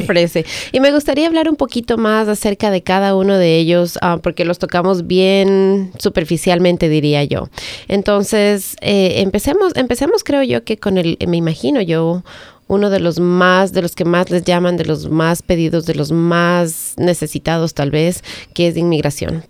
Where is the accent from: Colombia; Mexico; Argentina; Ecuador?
Ecuador; now in Howard County, United States; yo soy de Ecuador